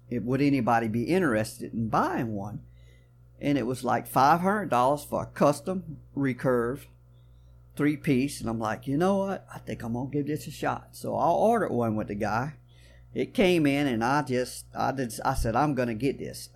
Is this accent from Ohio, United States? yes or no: no; South Louisiana, United States; I was born and raised right here in South Louisiana, y'all probably can tell from a little bit of my accent